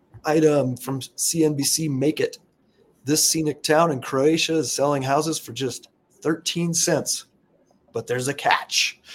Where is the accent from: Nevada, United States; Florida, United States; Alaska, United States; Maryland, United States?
Alaska, United States; I'm actually from Alaska, born and raised